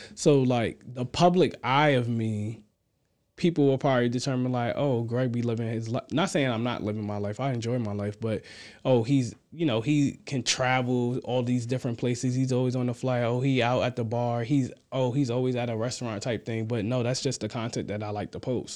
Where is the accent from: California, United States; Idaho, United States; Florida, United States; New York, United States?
New York, United States; Amityville; moved away as an adult; also born or lived in Queens, New York; now in Virginia, United States; I'm from Amityville, New York. I actually was born and raised in Queens, and then at the age of, like, what, I probably was about five years old, I moved to Amityville